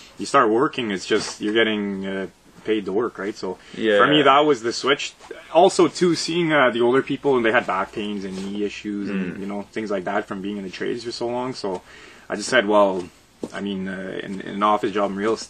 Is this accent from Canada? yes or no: yes; Sudbury, Ontario, Canada; I grew up in Sudbury. I grew up in the flour mill here.